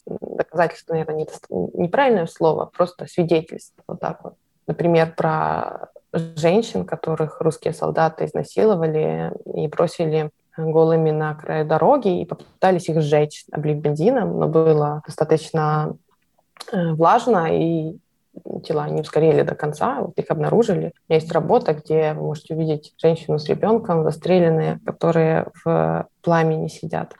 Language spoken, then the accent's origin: Russian; Ukraine; now in Kyiv, Ukraine; я из Украины